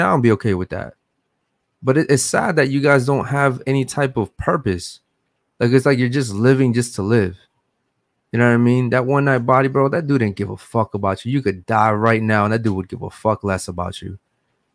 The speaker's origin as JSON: {"language": "English", "town": "Baltimore", "region": "Maryland", "country": "United States", "moved": "as an adult", "lives_now": "Miami, United States", "said": "We just moved to Miami. I'm from Baltimore, Maryland"}